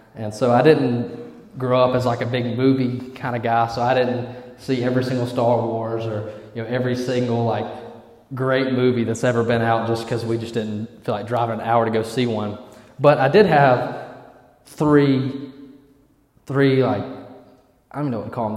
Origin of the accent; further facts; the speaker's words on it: Eufaula, Alabama, United States; I'm from Eufaula, Alabama. Yeah, that's E Town